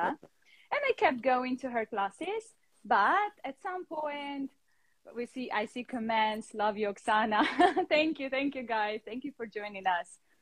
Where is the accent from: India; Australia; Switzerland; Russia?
Russia; now in London, United Kingdom; And now I'm living in London, but originally I'm from Russia.